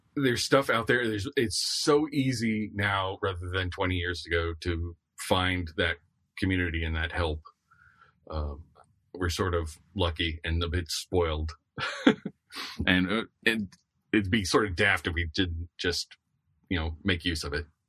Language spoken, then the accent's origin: English; the Florida coast, United States; I grew up on the Florida coast